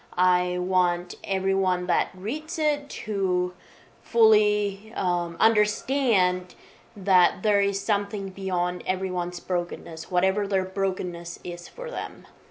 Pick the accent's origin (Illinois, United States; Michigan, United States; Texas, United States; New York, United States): Michigan, United States; now in Nashville, United States; I was born and raised in Michigan on a farm